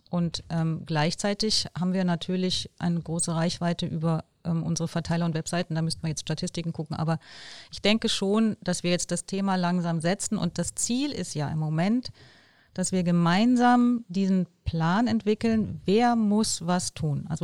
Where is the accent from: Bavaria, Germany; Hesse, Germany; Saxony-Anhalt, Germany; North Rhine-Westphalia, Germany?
North Rhine-Westphalia, Germany; Bonn; da können wir als Bonner stolz sein, dass die da vorangehen und wir müssen unseren Teil beitragen.